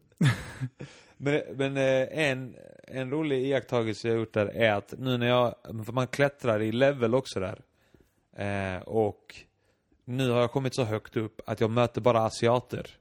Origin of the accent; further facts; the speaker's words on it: Iceland; now in Malmö, Sweden; jag var islänning